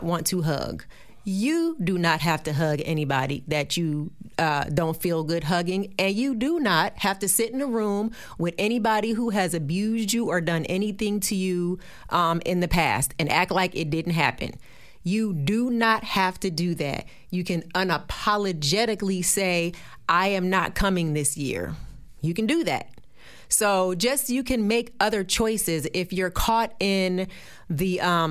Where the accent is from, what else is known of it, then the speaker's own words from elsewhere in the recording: New Jersey, United States; I'm from Jersey